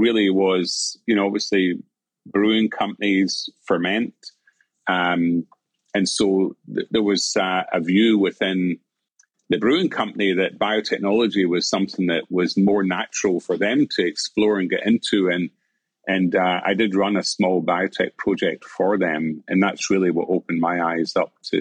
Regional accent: Glasgow, Scotland, United Kingdom; moved away as an adult; also born or lived in Aberdeen; I was brought up in Glasgow and went to Shawland Primary and Academy

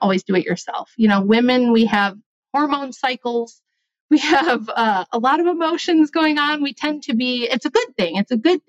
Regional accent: United States; being American

